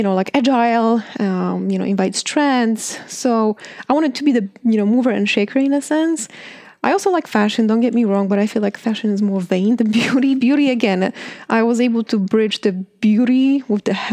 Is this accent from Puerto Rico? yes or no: no; Poland; moved away; I grew up in Poland